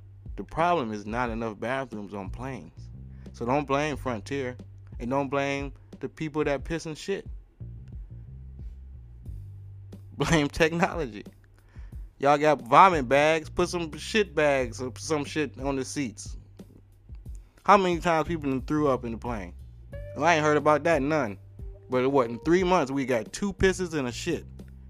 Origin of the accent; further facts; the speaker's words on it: New Zealand; you're Australian, I'm from New Zealand.